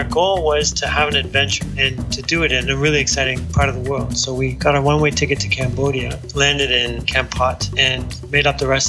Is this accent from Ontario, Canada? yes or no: yes; Toronto, Ontario, Canada; moved away; also born or lived in Washington, D.C.; We have lived in Toronto for 8 years. I grew up in Toronto, but left a long time ago. Luis and I met in Washington, D.C.